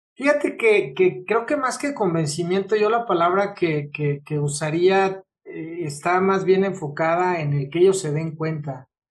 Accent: Mexico; yo soy mexicano, entonces tengo una cultura muy latina

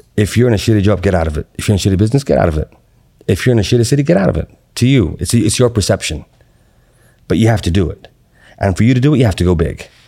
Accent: Qatar; moved away; also born or lived in Atlanta, United States; I grew up in Qatar. And then I moved to Atlanta. Then I went back to Qatar.

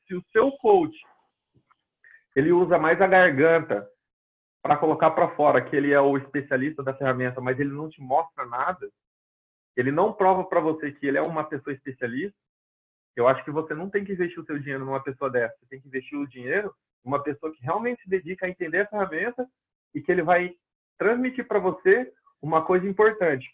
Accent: Londrina, Paraná, Brazil; first language Portuguese; moved away as an adult; now in United States; minha cidade, Londrina, que eu sou de Londrina, no Paraná, no Brasil

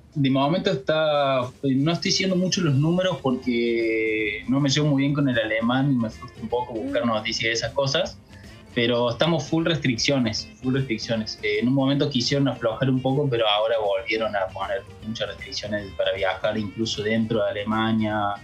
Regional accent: Córdoba, Argentina; accent: tonada cordobesa; moved away; soy de Córdoba

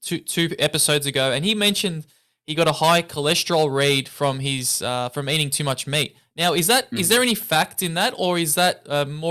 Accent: Melbourne, Victoria, Australia; I'm from Australia, I'm from Melbourne.

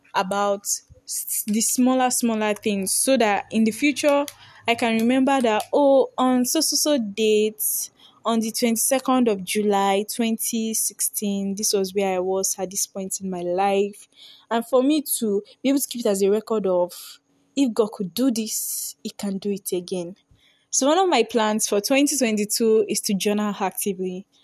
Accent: Nigeria; I'm a Nigerian girl

